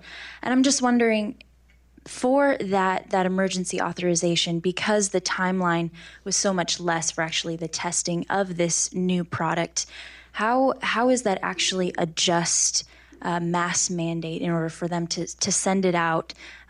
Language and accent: English; Los Angeles, California, United States; I'm actually from Los Angeles